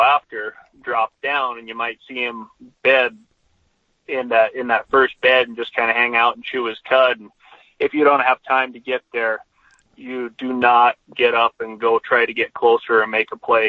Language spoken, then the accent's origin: English; Southwest Montana, United States; growing up in Southwest Montana, I had I had plenty of access to whitetails